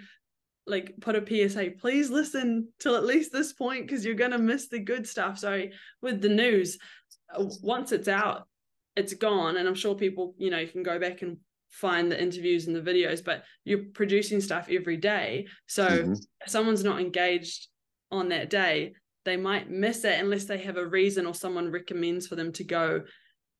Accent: New Zealand; moved away; I'm from New Zealand

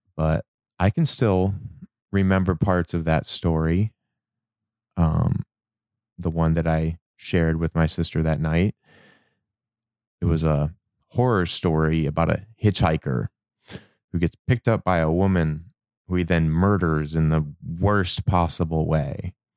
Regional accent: Michigan, United States; moved away; I grew up in Michigan

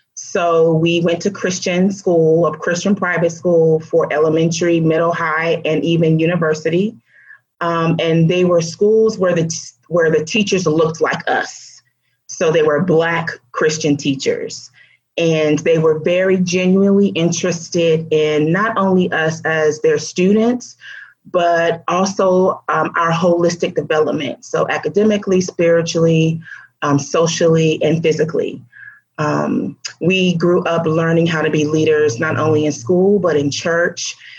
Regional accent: Florida, United States; also born or lived in Alabama / Georgia; we moved to Florida, and I've been in Florida ever since

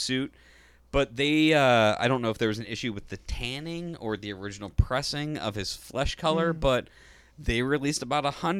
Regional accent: Michigan, United States; I grew up in Michigan.

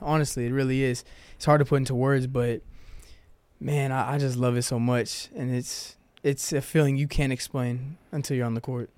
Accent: Houston, Texas, United States; moved away as an adult; now in Chattanooga, United States; I'm from Houston, Texas

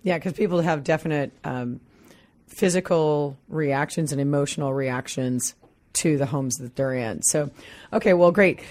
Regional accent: Midwest, United States; now in Pacific Northwest, United States; I come from the Midwest

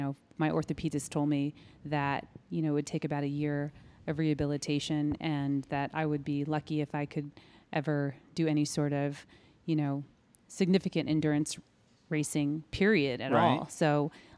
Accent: Southern California, United States; moved away as an adult; also born or lived in Bay Area, California; now in South Bay Area, United States; And originally from Southern California, moved to Bay Area about 25 years ago

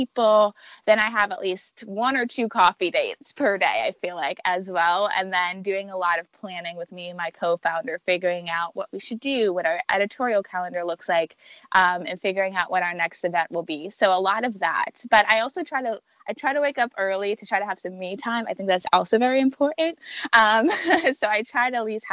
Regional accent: New York, United States; now in Washington, D.C., United States; I'm a transplant. I'm from New York.

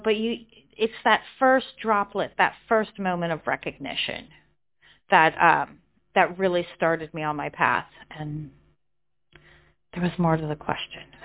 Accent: Colorado, United States; also born or lived in California; now in London, United Kingdom; I was born in California, grew up in Colorado. Um, now I live in London in the UK

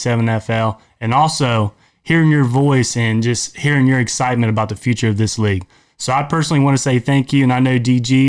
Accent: Ohio, United States; we're from Ohio

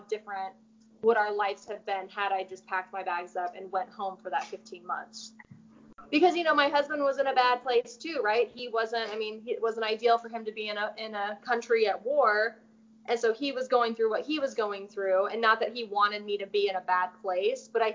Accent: Anderson, Indiana, United States; moved away as an adult; I grew up in Anderson, Indiana

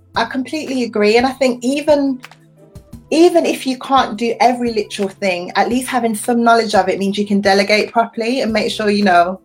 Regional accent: United Kingdom; I'm British, I'm a woman, I'm young

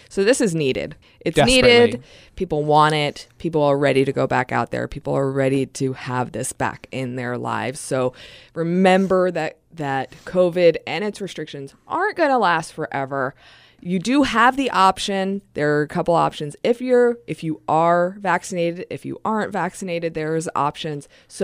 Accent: New Jersey, United States; now in Seattle, United States; I came from New Jersey, so you can imagine. Everybody there kind of has a little chip on their shoulder and they're angry in traffic.

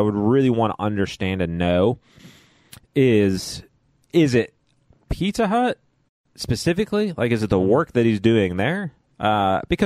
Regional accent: Chicago, Illinois, United States; I was born and raised in Chicago, so I do like a thicker, deeper sort of pizza.

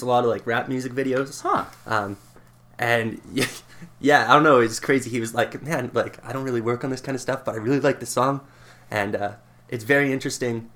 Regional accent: Lethbridge, Alberta, Canada; I'm from Southern Alberta, from Lethbridge

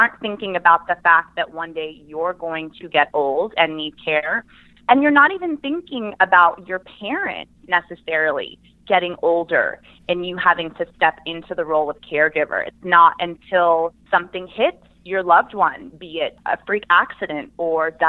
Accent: Tampa, Florida, United States; moved away as an adult; also born or lived in Gainesville, Florida / New York City; now in Miami, United States; I was born and raised in Tampa, Florida

